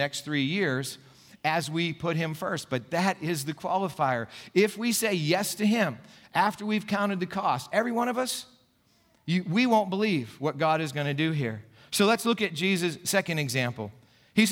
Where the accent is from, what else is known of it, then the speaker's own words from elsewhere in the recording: Gipsy, Pennsylvania, United States; now in Saxonburg, United States; when I was a little kid growing up in Gypsy, Pennsylvania